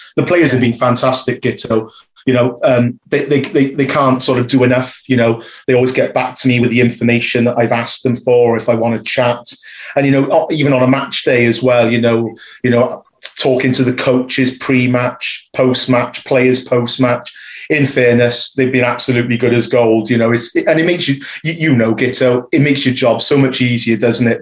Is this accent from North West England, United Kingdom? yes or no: no; Newport, Wales, United Kingdom; growing up in Newport going to schools in Newport